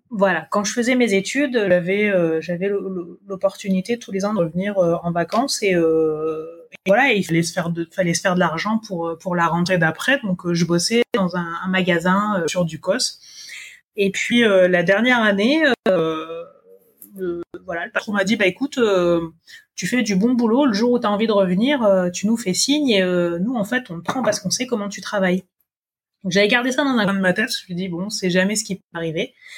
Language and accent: French; New Caledonia; also born or lived in Montpellier, France; je suis née en Nouvelle-Calédonie, d'un papa originaire d'Ouvéa et d'une maman métropolitaine.